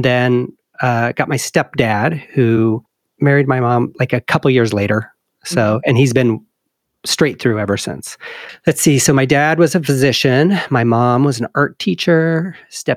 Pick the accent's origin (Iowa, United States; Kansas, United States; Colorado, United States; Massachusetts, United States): Iowa, United States; Sigourney; moved away as an adult; I was born and raised in Iowa, a little town called Sigourney.